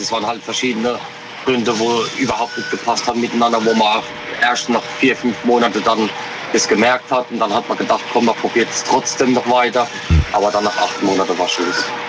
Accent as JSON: {"language": "German", "town": "Rülzheim", "region": "Rhineland-Palatinate", "country": "Germany", "said": "aus Rülzheim, in der Pfalz"}